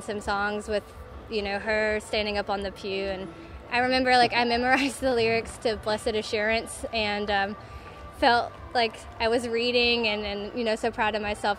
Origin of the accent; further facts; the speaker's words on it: Hickory, North Carolina, United States; moved away as an adult; now in Chapel Hill, United States; I'm from North Carolina, but I grew up in the Hickory area